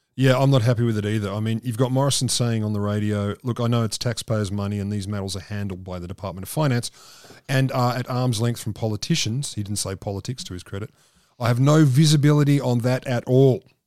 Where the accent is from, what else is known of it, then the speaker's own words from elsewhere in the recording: Australia; I said, "Australia."